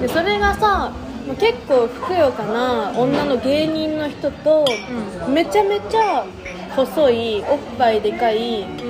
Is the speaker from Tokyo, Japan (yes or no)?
no; Hokkaido, Japan; moved away; 北海道道民なんで